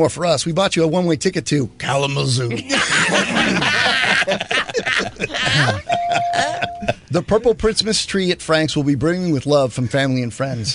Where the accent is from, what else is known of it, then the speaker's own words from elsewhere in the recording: Panama; moved away; when I grew up in Panama